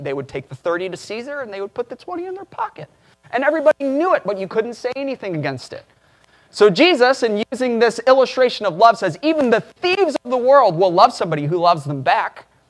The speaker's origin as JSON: {"language": "English", "town": "Chicago", "region": "Illinois", "country": "United States", "tie": "born or raised there", "said": "I grew up in Chicago"}